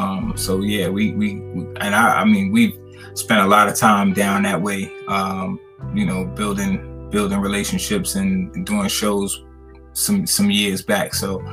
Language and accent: English; New York, United States; now in Richmond, United States; Yeah, I mean, I'm originally from New York, but I've been down here for probably maybe a little more than 30 years. So I definitely, you know, definitely have my roots in Richmond. I consider myself a Richmonder more so than anything.